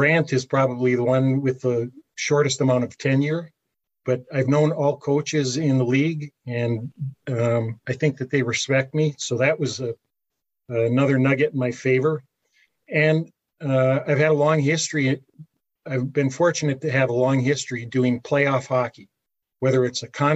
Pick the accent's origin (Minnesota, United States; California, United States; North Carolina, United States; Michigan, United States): Michigan, United States; Calumet; I grew up in Calumet